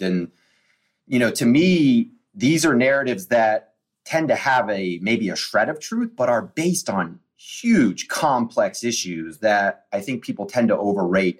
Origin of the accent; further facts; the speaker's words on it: Washington, District of Columbia, United States; I was born on June 30th, 1980, in Georgetown University Hospital